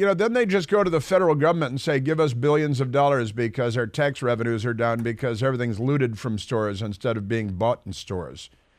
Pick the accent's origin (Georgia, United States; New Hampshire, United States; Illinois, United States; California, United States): Illinois, United States; Chicago; Well, I grew up in Chicago, so.